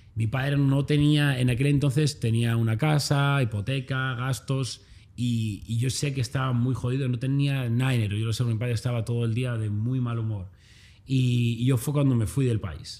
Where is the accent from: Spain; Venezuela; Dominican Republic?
Spain; a small town north of Madrid, Community of Madrid; moved away as an adult; also born or lived in Australia; now in Los Angeles, United States; yo soy un chaval normal como cualquier persona, nacido en un pequeño municipio del norte de Madrid